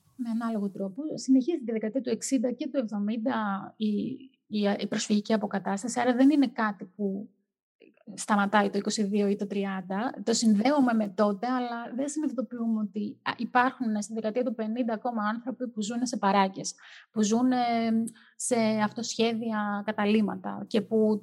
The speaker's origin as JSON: {"language": "Greek", "country": "Greece", "said": "είμαστε Έλληνες"}